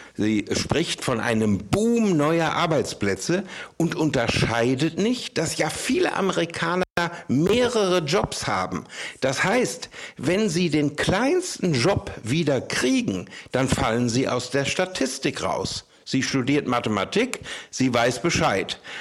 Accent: Germany; now in San Francisco, United States; bei uns in Deutschland

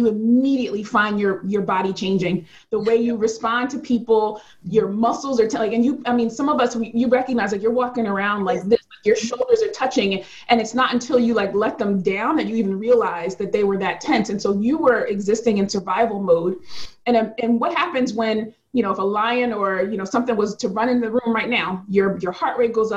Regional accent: Philadelphia, Pennsylvania, United States; I'm from Philadelphia

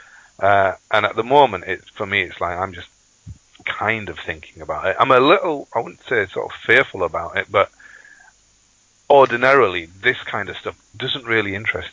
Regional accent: Bradford, Yorkshire and the Humber, United Kingdom; I was born and brought up in Bradford

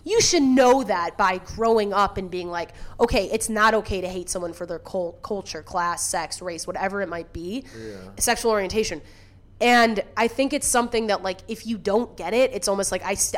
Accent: Deerfield, Illinois, United States; now in Chicago, United States; I'm from Deerfield

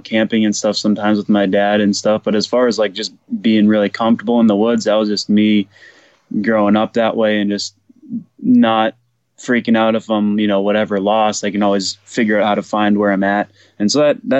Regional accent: New Hampshire, United States; also born or lived in Beverly, Massachusetts; now in Ojai, United States; I was born in Beverly, Mass, but raised in New Hampshire

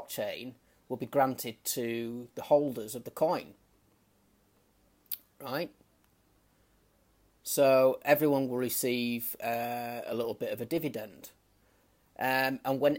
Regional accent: United Kingdom; moved away; based out of the UK, my home country

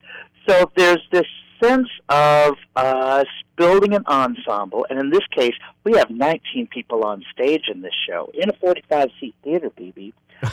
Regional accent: Kansas City, Missouri, United States; I grew up in Kansas City, Missouri

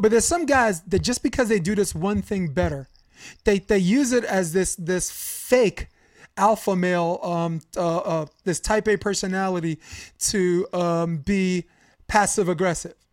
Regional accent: Brooklyn, New York, United States; I'm from Brooklyn, so I go by and I'm like, hey, what's good?

